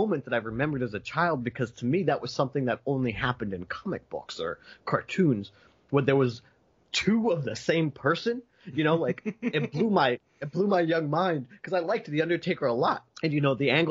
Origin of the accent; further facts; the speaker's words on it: near Philadelphia, New Jersey, United States; I didn't grow up in Philadelphia proper. I grew up across the bridge.